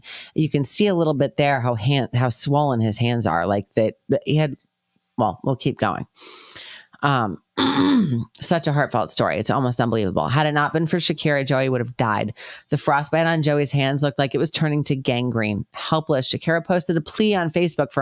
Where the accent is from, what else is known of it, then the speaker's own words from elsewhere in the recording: New York, United States; accent: New York; also born or lived in Connecticut; now in Georgia, United States; My New York accent's coming out all of a sudden